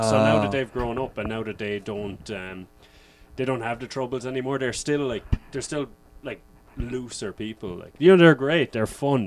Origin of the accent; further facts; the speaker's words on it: Ireland; they definitely know my accent because I'm from the South.